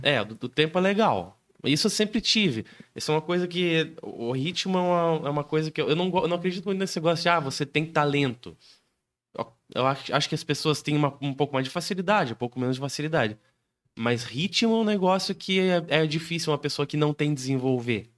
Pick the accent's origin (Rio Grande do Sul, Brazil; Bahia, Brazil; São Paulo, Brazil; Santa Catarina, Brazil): Santa Catarina, Brazil; Canoinhas; moved away; Eu sou natural de Canoinhas